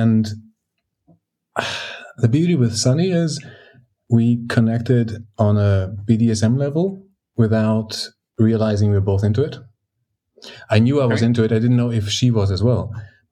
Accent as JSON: {"language": "English", "country": "Greece", "tie": "born or raised there", "moved": "yes", "lives_now": "Germany", "said": "I grew up in Greece and I live in Germany"}